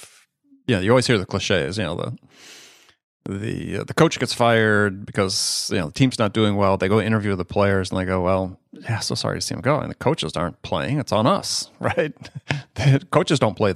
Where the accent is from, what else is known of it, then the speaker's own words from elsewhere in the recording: Wisconsin, United States; I grew up in Wisconsin when Vince was coaching the Packers